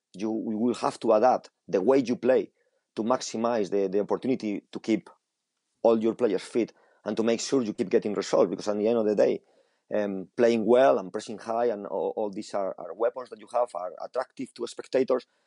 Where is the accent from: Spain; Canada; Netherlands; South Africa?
Spain; English is a second language; moved away as an adult; now in England, United Kingdom; I grew up in Spain with uh, with a different style of football